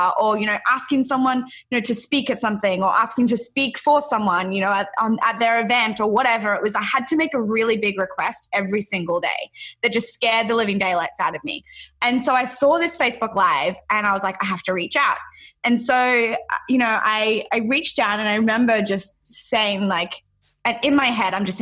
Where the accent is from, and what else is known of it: Australia; moved away as an adult; now in Encinitas, United States